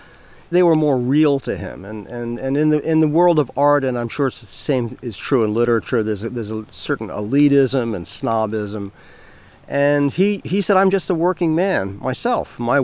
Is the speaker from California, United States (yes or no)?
no; Long Island, New York, United States; I am 70 years old. I'm an artist. I grew up on Long Island. I've lived in Sag Harbor for 28 years, and I love it here.